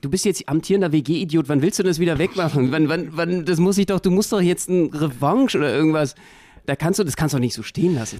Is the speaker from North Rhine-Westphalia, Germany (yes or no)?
no; Berlin, Germany; als Berliner